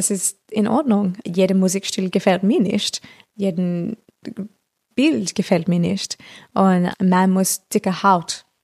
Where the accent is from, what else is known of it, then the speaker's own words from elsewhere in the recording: Australia; German is a second language; Und in Australien das ist einfachste in meiner Heimat, weil dann sage ich, oh, ich bin eine europäische Künstlerin, aber ich komme aus hier.